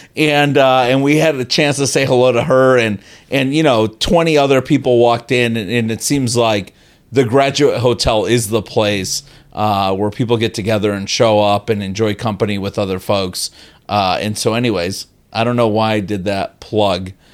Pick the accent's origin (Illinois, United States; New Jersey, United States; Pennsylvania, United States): Illinois, United States; Chicago; I'm from Chicago